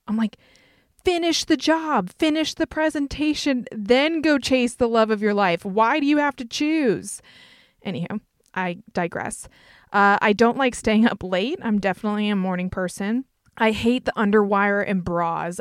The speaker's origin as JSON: {"language": "English", "region": "North Carolina", "country": "United States", "accent": "Southern twang", "said": "I'm from North Carolina. You might hear my Southern twang come out"}